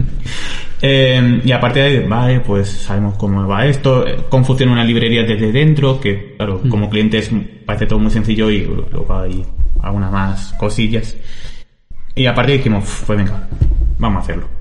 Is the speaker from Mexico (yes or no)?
no; Almagro, Castilla-La Mancha, Spain; yo quería irme de Almagro